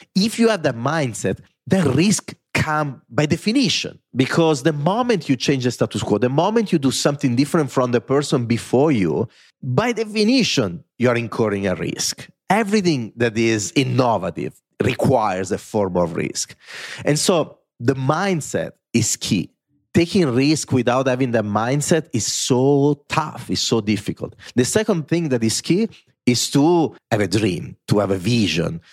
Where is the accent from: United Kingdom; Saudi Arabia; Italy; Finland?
Italy; accent: Italian; English is a second language; moved away as an adult; now in New York City, United States; I am an Italian that grew up in Italy with parents that never took a plane